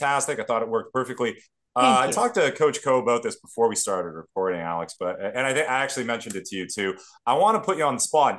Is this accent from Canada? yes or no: yes; Canada; We are Canadian.